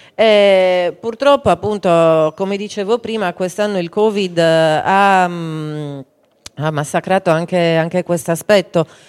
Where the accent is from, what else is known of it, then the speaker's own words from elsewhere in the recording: Campidano, Cagliari area, Sardinia, Italy; Da noi invece qui nel, nel, Campidano e nel Cagliaritano